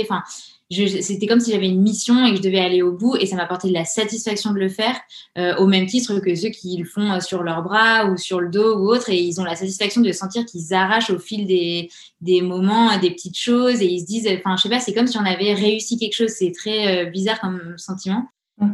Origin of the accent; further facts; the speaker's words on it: Grenoble, Auvergne-Rhône-Alpes, France; now in Orléans, France; on a grandi à Grenoble, entouré des montagnes